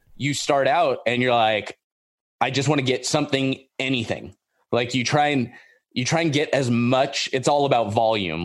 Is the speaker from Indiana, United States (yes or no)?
no; Orange County, Southern California, United States; I grew up in Orange County. I grew up in, like, the suburbs